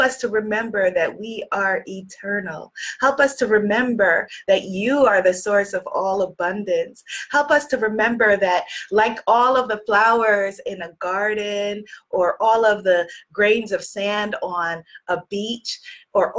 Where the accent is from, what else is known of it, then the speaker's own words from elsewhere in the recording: New York, United States; I'm from New York